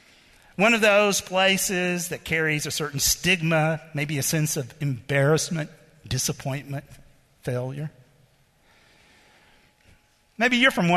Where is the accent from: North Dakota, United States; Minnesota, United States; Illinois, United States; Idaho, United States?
North Dakota, United States; Fargo; Well, we're from Fargo.